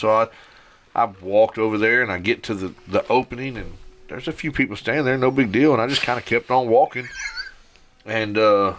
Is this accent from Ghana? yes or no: no; Arkansas, United States; I'm from Arkansas